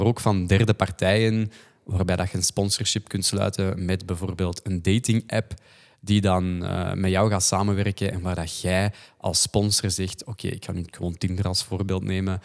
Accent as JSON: {"language": "Dutch", "area": "the Kempen", "region": "Flanders", "country": "Belgium", "accent": "Kempisch", "said": "wij zijn allebei van de Kempen eigenlijk"}